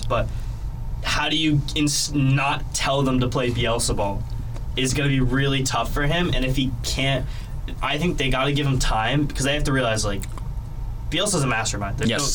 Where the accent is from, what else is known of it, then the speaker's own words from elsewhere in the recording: United States; as an American